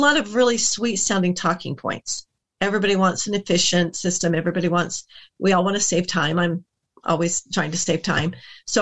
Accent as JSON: {"language": "English", "country": "United States", "said": "as an American"}